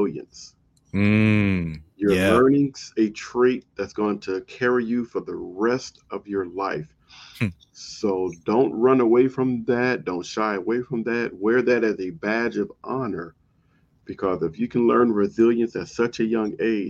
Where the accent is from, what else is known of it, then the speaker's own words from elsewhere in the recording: Compton, California, United States; moved away; I grew up in Compton